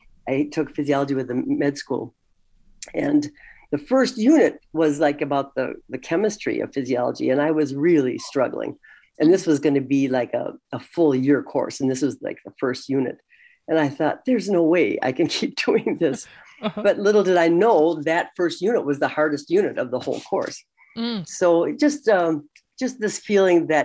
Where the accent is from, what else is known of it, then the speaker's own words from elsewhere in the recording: St. Cloud, Minnesota, United States; also born or lived in Washington, D.C. area; my hometown where we were living at the time, St. Cloud, Minnesota